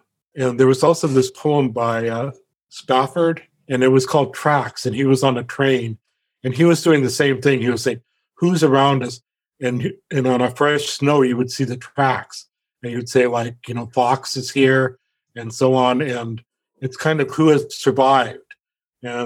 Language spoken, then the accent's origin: English; Omak, Washington, United States; When I grew up in Omak